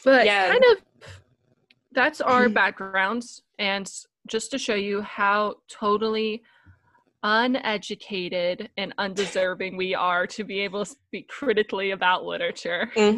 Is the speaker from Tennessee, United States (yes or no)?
yes; Tennessee, United States; But I'm actually from Tennessee, so it's very surprising I don't have a stronger Southern accent.